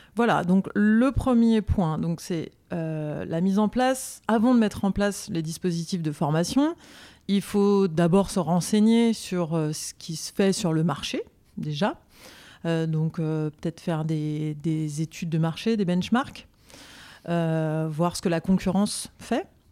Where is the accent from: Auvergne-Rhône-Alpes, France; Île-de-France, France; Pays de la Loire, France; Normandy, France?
Île-de-France, France; Paris; je suis originaire de Paris